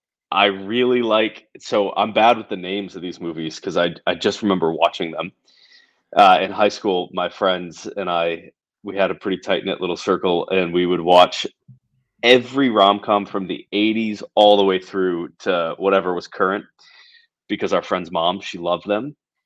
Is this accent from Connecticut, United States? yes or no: yes; Connecticut, United States; moved away as an adult; also born or lived in Rhode Island; now in Vermont, United States; So I grew up in Connecticut, like the very top, might as well have been Massachusetts, pretty rural area, suburban rural. I grew up on a horse farm. We didn't live on the farm, but that's what my mom did. And my dad was a carpenter. And so we had like a pretty little blue collar town.